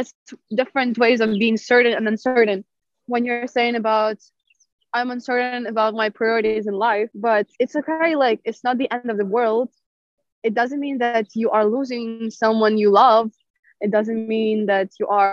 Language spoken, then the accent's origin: English; Ukraine; now in Ljubljana, Slovenia; I'm from Ukraine.